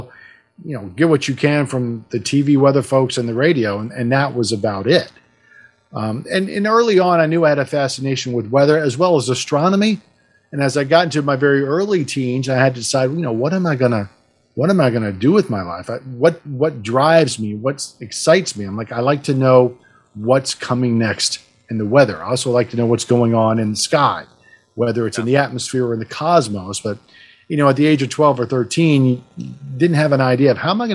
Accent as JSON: {"language": "English", "town": "Richmond", "region": "Virginia", "country": "United States", "tie": "born or raised there", "also_born_or_lived": "New Jersey", "said": "I grew up here before I went to Penn State in the late 80s in Richmond"}